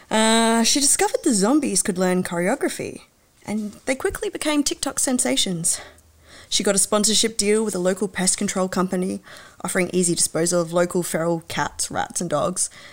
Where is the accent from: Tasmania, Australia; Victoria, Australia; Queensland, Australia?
Tasmania, Australia; Hobart; moved away; also born or lived in Western Australia; I was born in WA, but I grew up in Hobart